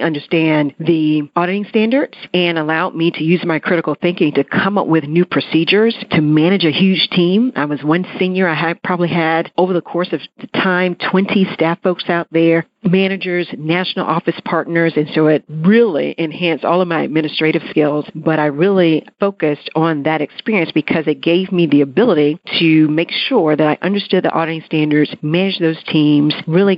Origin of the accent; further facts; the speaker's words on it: North Carolina, United States; moved away as an adult; also born or lived in Atlanta, Georgia; I left my home state of North Carolina